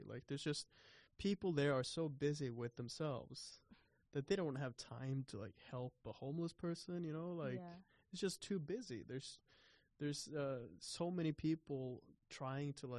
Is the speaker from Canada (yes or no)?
no; Oslo, Norway; I'm from Oslo